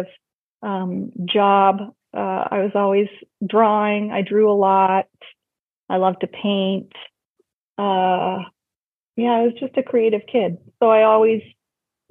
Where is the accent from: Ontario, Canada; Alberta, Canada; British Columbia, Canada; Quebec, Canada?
Ontario, Canada; Lindsay; I grew up in a small town not far from Toronto, so about an hour away, called Lindsay, Ontario.